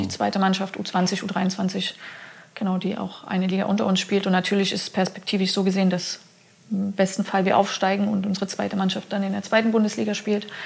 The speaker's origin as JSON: {"language": "German", "town": "Chemnitz", "region": "Saxony", "country": "Germany", "tie": "born or raised there", "said": "Ich bin gebürtige Chemnitzerin, da schlägt mein Herz nur blau-weiß."}